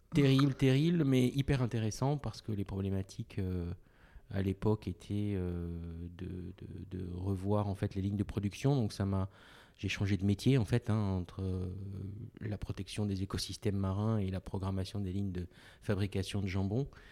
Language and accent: French; Côte d’Ivoire; moved away as an adult; Je suis né en Côte d'Ivoire